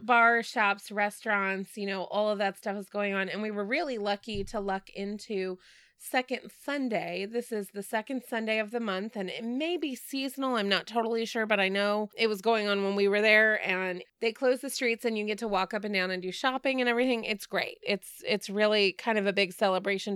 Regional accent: Texas, United States; moved away; I'm from Texas

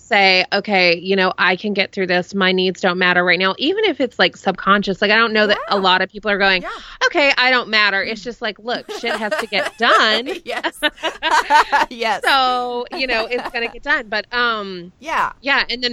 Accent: Dallas, Texas, United States; I grew up in Dallas

